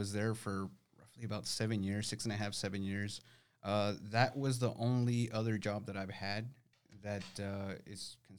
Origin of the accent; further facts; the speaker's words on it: San Antonio, Texas, United States; also born or lived in Nuevo Laredo / Houston; No, I was born in Nuevo Laredo, Mexico. We moved over to Houston before I could even walk, and then slightly after we moved here to San Antonio. So, I mean, my whole life has been here.